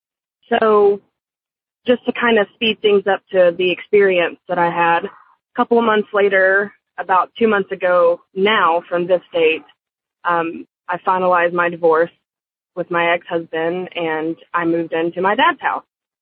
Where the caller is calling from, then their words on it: Dallas, Texas, United States; I'm calling from Dallas, Texas.